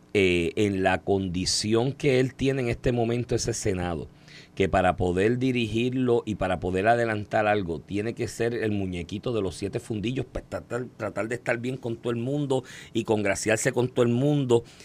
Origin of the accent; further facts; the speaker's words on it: Puerto Rico; nosotros mismos cuando llegamos como puertorriqueños